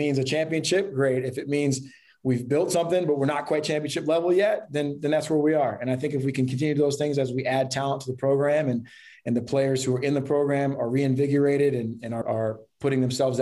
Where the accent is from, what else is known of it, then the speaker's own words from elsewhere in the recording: Columbia, Maryland, United States; I grew up in Columbia, Maryland